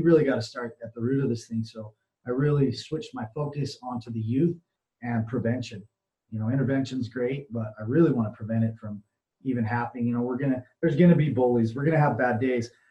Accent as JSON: {"language": "English", "region": "Utah", "country": "United States", "said": "I'm from Utah, so we have a really uh, stronghold of the LDS Mormon Church"}